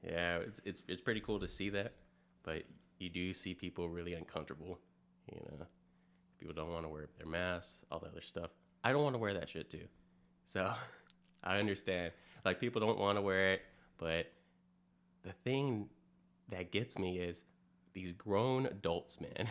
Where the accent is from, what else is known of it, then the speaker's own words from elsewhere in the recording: California, United States; moved away; originally I'm from California, moved here in two thousand six